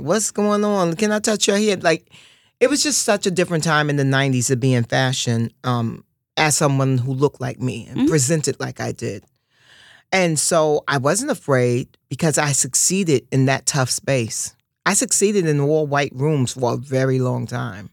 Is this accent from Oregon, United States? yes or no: no; New York City, New York, United States; growing up in Harlem